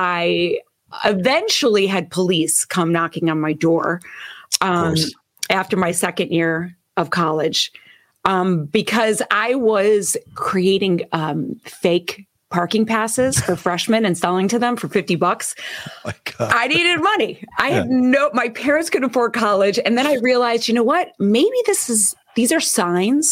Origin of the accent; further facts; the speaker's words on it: Chicago, Illinois, United States; when I was a little girl growing up in Chicago, I went to Catholic school